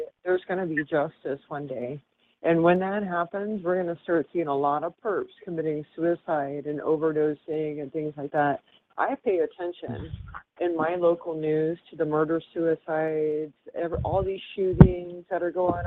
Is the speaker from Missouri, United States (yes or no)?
yes; Lake of the Ozarks, Missouri, United States; moved away; also born or lived in Florida; I grew up in Lake of the Ozarks, Missouri, as a teenager